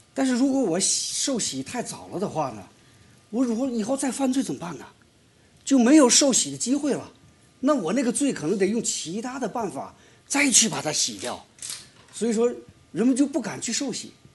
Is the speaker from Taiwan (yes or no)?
no; China; 我们中国人